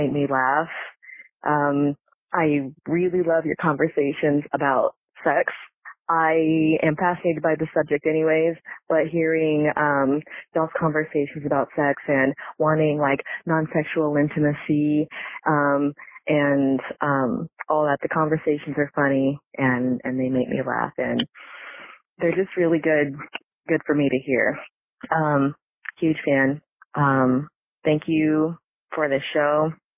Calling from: Kansas, United States; moved away; I'm calling from Kansas. Not my hometown, but I live here.

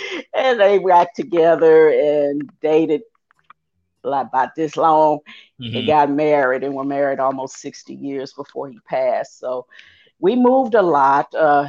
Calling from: Atlanta, Georgia, United States; Atlanta, Georgia.

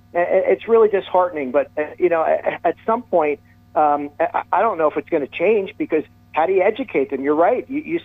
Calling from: New Jersey, United States; You know, I'm a fan of the show, so I'm listening here from New Jersey.

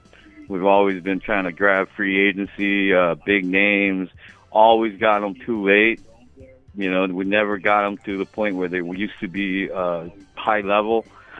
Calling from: Hawaii, United States; How you doing, brother? I'm up from Hawaii.

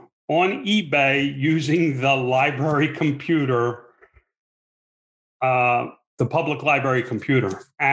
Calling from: Fort Mojave, Arizona, United States; I'm calling in from Fort Mojave, Arizona. It's the middle of the desert.

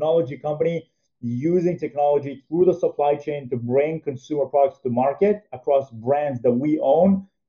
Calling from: New York, United States; I'm calling in from New York. Been here through the entire pandemic and very productive working from home.

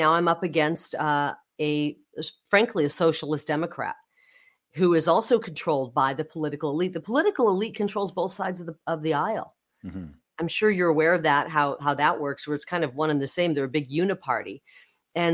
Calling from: Arizona, United States; especially when you look at Arizona, and I'm speaking from Arizona

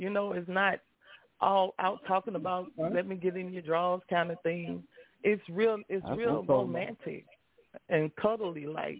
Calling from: Alexandria, Louisiana, United States; I'm calling from Alexandria, Louisiana.

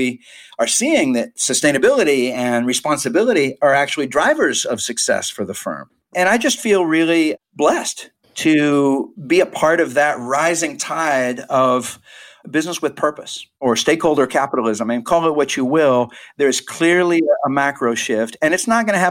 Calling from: United States; also born or lived in Nicaragua

